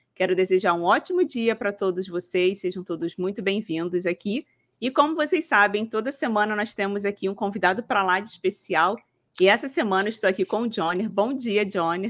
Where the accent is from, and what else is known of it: Rio de Janeiro, Brazil; now in Paraná, Brazil